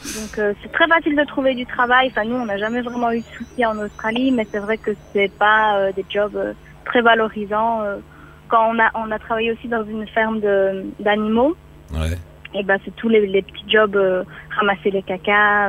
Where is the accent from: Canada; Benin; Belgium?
Belgium; moved away; en tant que Belge